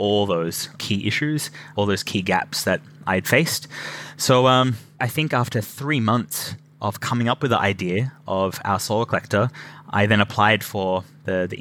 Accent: Australia; moved away as an adult; now in Scotland, United Kingdom; I'm originally from Australia

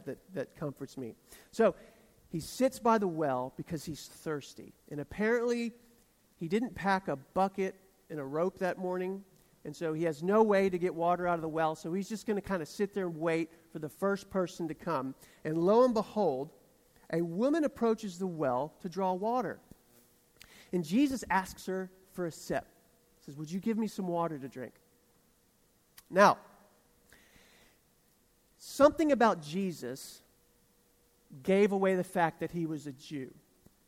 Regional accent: the South, United States; accent: southern; my accent betrayed how southern I am

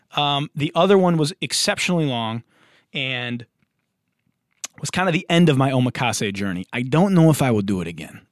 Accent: Detroit, Michigan, United States; moved away as an adult; now in Los Angeles, United States; I'm from Detroit. I'm from the blue collar, the Motor City. I've been in L A for nine years.

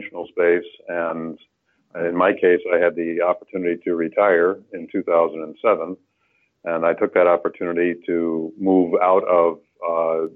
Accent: Illinois, United States; I grew up in Illinois where everything was black dirt

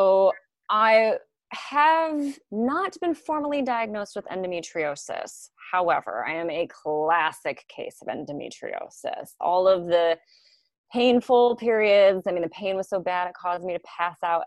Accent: New York City, New York, United States; moved away; I was going home from Manhattan to Brooklyn

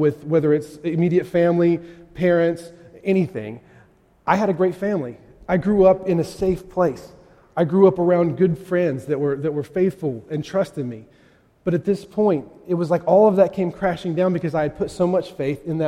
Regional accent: West Virginia, United States; moved away; I grew up in West Virginia

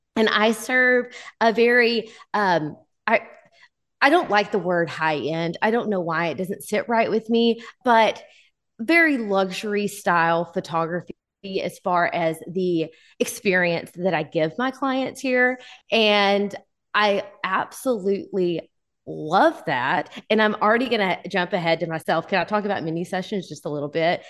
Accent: Texarkana, Texas, United States; now in Texarkana, Arkansas, United States; I am from the Texas, Arkansas line, Texarkana, and I am originally from the Texas side, but I currently live on the Arkansas side.

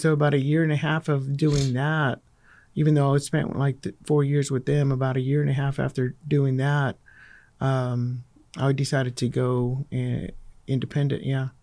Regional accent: Fort Worth, Texas, United States; I grew up in Fort Worth

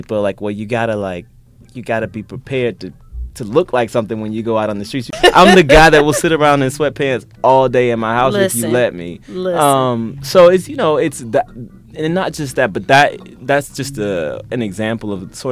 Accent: Pensacola, Florida, United States; I grew up on a ranch in Pensacola, Florida

